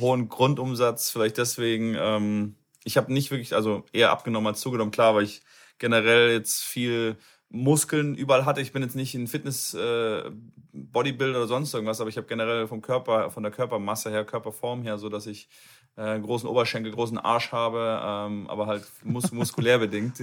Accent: Cologne, North Rhine-Westphalia, Germany; In Nordrhein-Westfalen, in Köln. Ich komme aus Köln.

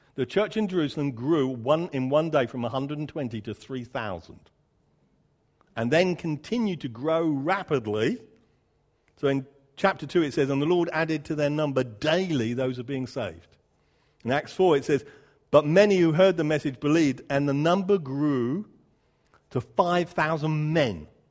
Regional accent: United Kingdom; I'm a Brit

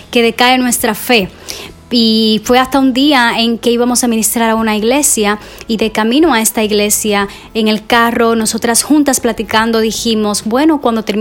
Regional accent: Cuba; now in United States; originalmente nosotras somos de Cuba y vinimos a los Estados Unidos en el 2009 y créeme que fue un proceso muy difícil, eh, desafiante para nosotras el venir a un país nuevo

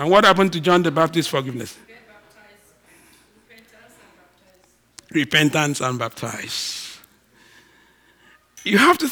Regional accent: Nigeria; moved away; I'm all Nigerian

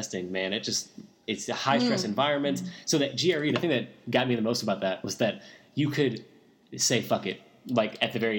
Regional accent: Louisville, Kentucky, United States; I'm from Louisville, so I knew I wanted to come home.

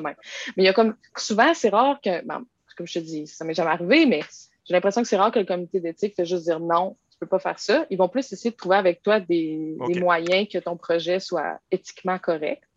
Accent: Quebec City, Quebec, Canada; Je viens de Québec, puis j'ai toujours habité à Québec

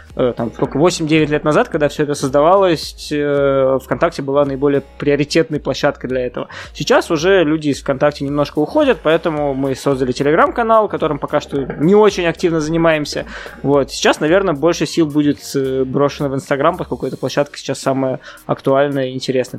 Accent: Kazan, Tatarstan, Russia; я сам родом с Казани

